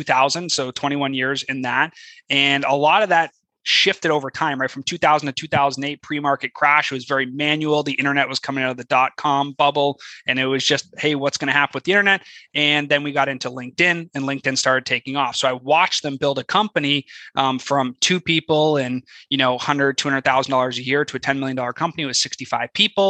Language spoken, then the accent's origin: English; Canada; moved away as an adult; now in United States; I'm Canadian, right? Originally